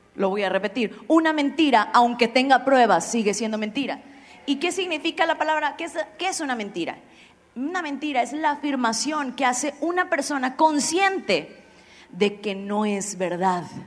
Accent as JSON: {"language": "Spanish", "town": "Xalapa", "region": "Veracruz", "country": "Mexico", "moved": "yes", "said": "Yo soy de Jalapa"}